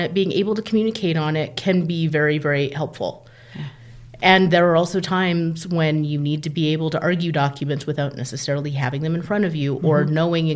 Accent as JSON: {"language": "English", "town": "Calgary", "region": "Alberta", "country": "Canada", "tie": "born or raised there", "moved": "yes", "lives_now": "California, United States", "said": "I am actually born in Calgary, Alberta, Canada"}